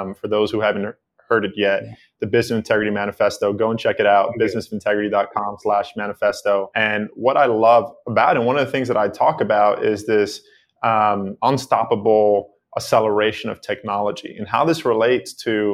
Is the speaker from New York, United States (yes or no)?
yes; New York City, New York, United States; I grew up in the Bronx in New York City on 182nd Street in a 2-bedroom apartment, extremely poor.